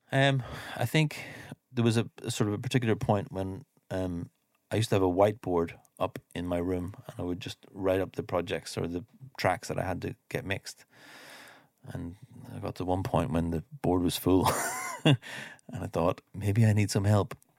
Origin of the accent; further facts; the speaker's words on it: Ireland; moved away as an adult; also born or lived in London; I grew up here in Ireland